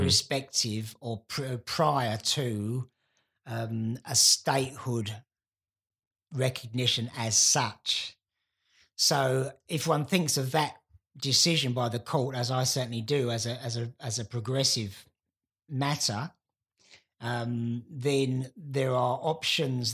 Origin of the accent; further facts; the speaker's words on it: London, United Kingdom; the place I was born in London